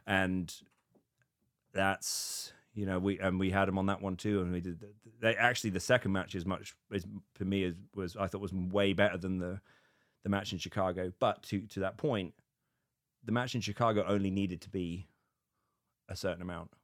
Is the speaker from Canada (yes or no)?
no; United Kingdom; now in United States; being British in America